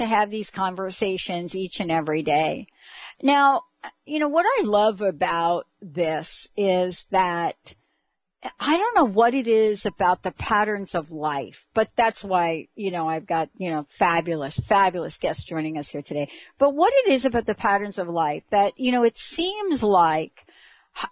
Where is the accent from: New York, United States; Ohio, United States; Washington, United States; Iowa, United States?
New York, United States; New York City; from the Bronx, the home of hip hop and rap music